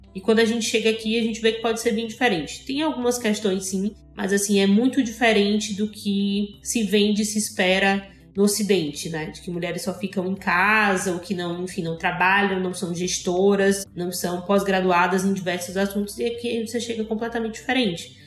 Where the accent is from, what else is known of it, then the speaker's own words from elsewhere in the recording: Salvador, Bahia, Brazil; moved away as an adult; now in Egypt; Sou soteropolitana, tenho 24 anos